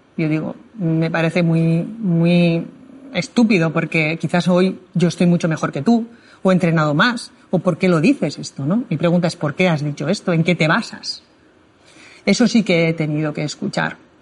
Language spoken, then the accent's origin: Spanish; Spain; no soy la única española que ha terminado los ocho miles